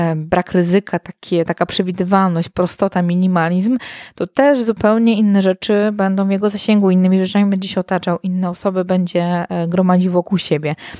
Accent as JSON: {"language": "Polish", "town": "Warsaw", "region": "Masovian Voivodeship", "country": "Poland", "tie": "born or raised there", "moved": "as an adult", "lives_now": "Masuria, Poland", "said": "z Warszawy, dużego miasta, w którym się urodziłam, w którym się wychowałam"}